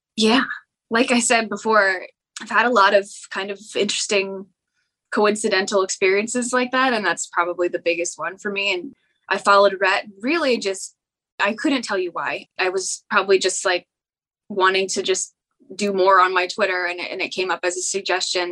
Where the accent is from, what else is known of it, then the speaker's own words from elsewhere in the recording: Canada; I'm from Canada